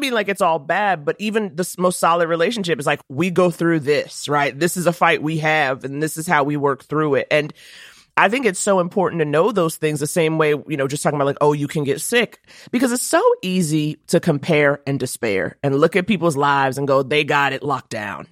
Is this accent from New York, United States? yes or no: yes; New York City, New York, United States; I grew up in Harlem